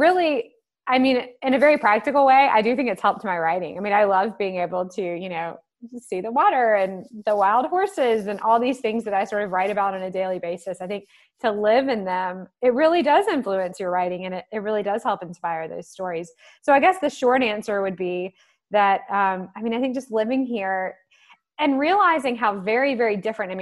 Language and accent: English; the South, United States; growing up in the South